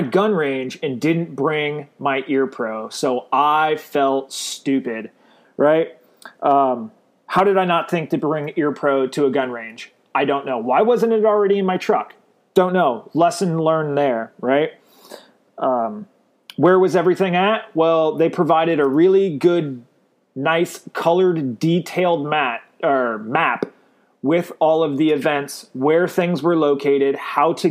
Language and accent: English; Glendale, Arizona, United States; now in Northwest Florida, United States; I was born and raised in Glendale, Arizona. I currently live in Northwest Florida